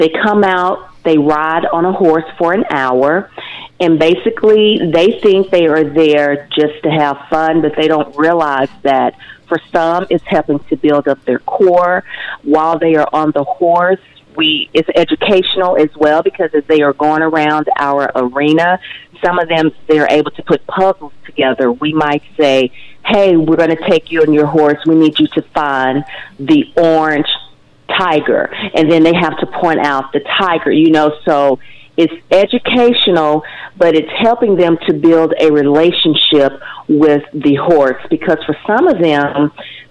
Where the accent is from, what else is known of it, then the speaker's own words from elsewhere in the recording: Nashville, Arkansas, United States; moved away as an adult; also born or lived in Fayetteville, Arkansas / Dallas, Texas; I am originally from Nashville, Arkansas, just right down the street.